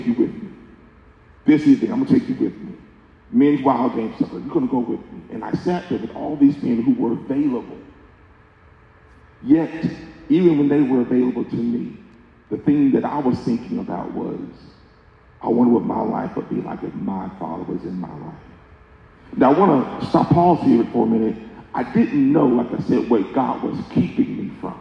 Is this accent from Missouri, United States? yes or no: no; Pensacola, Florida, United States; now in Kansas City, United States; the church I grew up in Pensacola, Florida, fantastic church